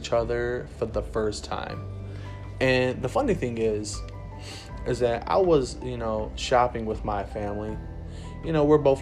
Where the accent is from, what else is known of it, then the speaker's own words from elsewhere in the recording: Rockford, United States; I was from Rockford.